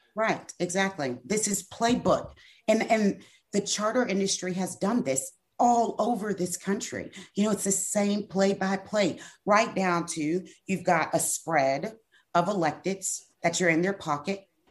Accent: Brenham, Texas, United States; I am from Washington County. Brenham, Texas

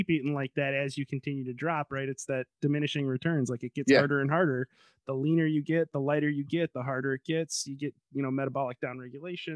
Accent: Chicago, Illinois, United States; moved away; I grew up there.

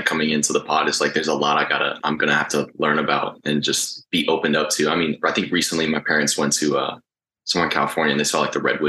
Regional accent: Uruguay; I mean, so my family is from South America, actually. We're from Uruguay.

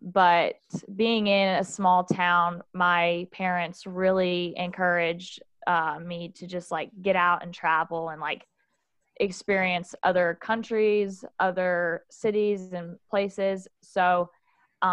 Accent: Southside, Alabama, United States; moved away as an adult; now in Baton Rouge, United States; So I'm from a small town called Southside, Alabama. And so if those that aren't familiar with that, it's about an hour north of Birmingham. And I've lived there my whole entire life.

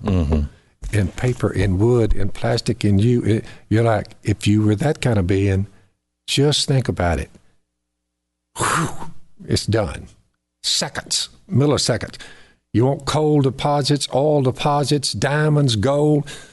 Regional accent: the South, United States; We say dinner in the South.

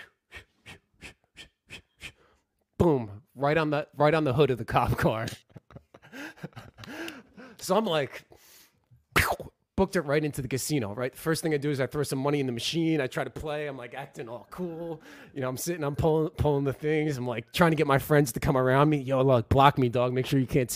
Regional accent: New Jersey, United States; I go, "New Jersey."

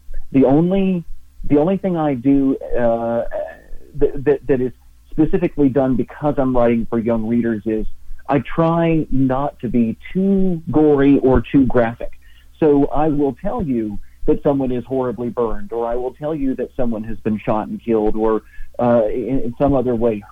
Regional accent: Knoxville, Tennessee, United States; I grew up in Knoxville, Tennessee, and was living and working in Tennessee on September 11th, 2001

